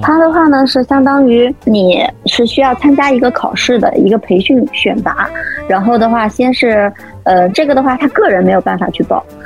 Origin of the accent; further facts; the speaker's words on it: China; 但其实我们中国人